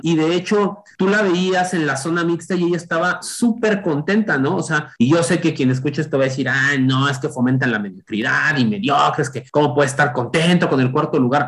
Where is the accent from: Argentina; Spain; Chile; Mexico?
Mexico; como mexicanos